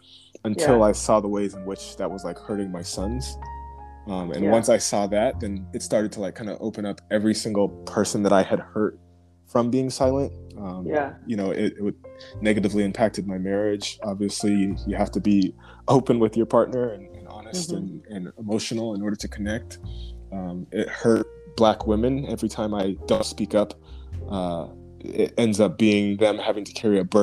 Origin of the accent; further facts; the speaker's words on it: United States; a person who grew up in America, born in America as a Black person